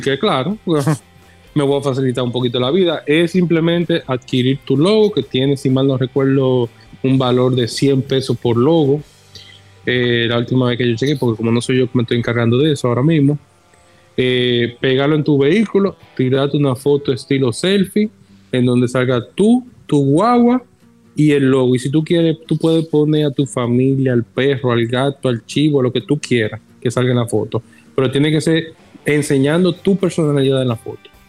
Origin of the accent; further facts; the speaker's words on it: La Vega, Dominican Republic; cuando yo me crié en La Vega, en una finca que tenía mi abuelo de parte de madre.